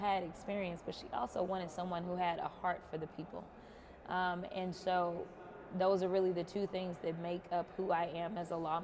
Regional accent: Texas, United States; I'm a Texan

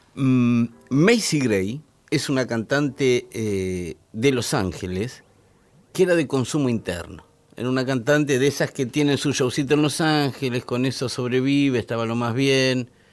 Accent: Argentina; Donde yo nací, en, Malaber, estaba a seis manzanas de la Casa de Libertad Lamarque

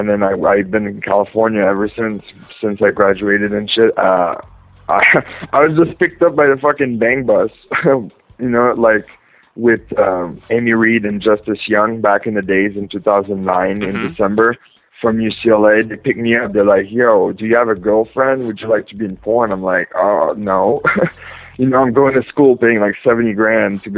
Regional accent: Edmundston, New Brunswick, Canada; moved away; I was born and raised in a small town in New Brunswick, Canada. It's called Edmundston

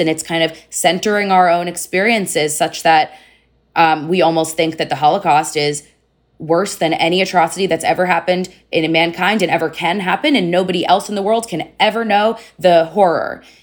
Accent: United States; especially as an American Jew

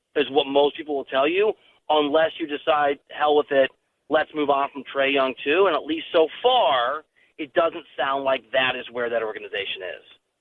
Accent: Iowa, United States; moved away; also born or lived in Missouri / Little Rock, Arkansas; I'm from Iowa, went to school in Missouri

